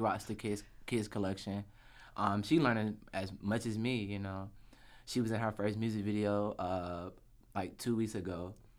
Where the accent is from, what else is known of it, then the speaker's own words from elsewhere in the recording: Atlanta, Georgia, United States; I'm from Atlanta, Georgia. Born and raised.